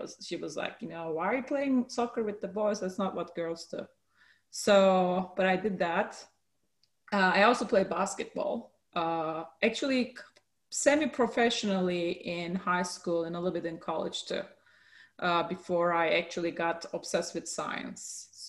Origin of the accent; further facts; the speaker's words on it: Turkey; also born or lived in Samsun / Adana; So I was born in Turkey in a city in the north coast called Samsun. So I was there until I was six.